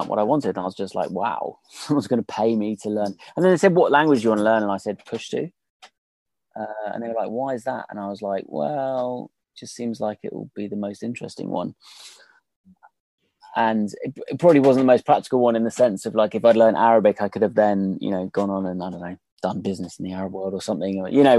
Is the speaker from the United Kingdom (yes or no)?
yes; United Kingdom; I'm British